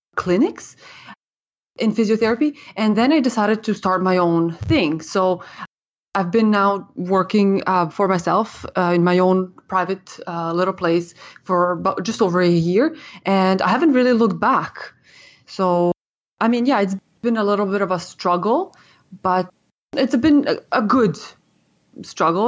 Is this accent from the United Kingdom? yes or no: no; Ottawa, Ontario, Canada; moved away as an adult; also born or lived in Serbia; now in Toronto, Canada; I came to Canada from Serbia in nineteen ninety-six, and, uh, I grew up and was educated in, in Ottawa. And, uh, so I spent most of my childhood there